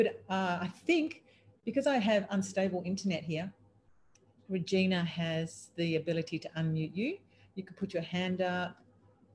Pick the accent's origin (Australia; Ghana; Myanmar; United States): Australia; I'm an Australian